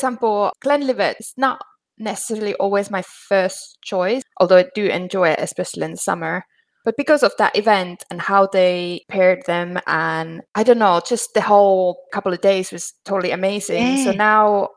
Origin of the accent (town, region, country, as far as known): Finland; moved away